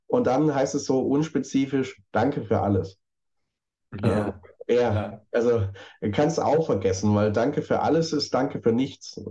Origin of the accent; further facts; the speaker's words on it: Stuttgart, Baden-Württemberg, Germany; accent: Swabian; ich bin gebürtig Schwabe und so in Stuttgart geboren und dann auch schwäbisch aufgewachsen